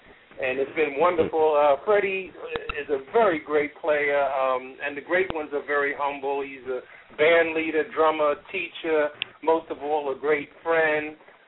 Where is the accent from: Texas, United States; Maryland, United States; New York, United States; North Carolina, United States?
New York, United States; New York City; moved away as an adult; now in Boynton Beach, United States; I'm down here in Boynton Beach, Florida now, but I'm from Jamaica, Queens, the home of the funk. And, I'm in my mid-60s now.